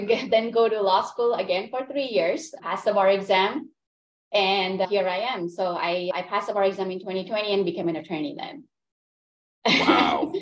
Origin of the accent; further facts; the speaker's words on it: Gujarat, India; first language Gujarati; English is a second language; also born or lived in London, United Kingdom; now in Orlando, United States; I was born in India. So I lived in India with my family and then we migrated to United Kingdom. So I was living in London.